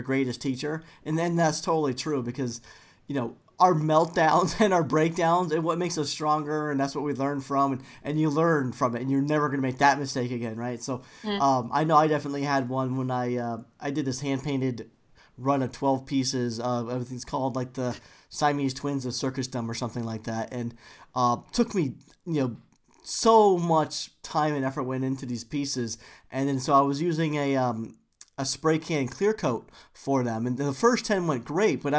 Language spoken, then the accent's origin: English; United States; accent: American; my boring American accent